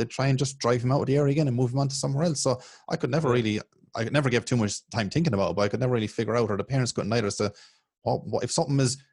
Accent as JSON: {"language": "English", "country": "Ireland", "tie": "born or raised there", "said": "I grew up in Ireland"}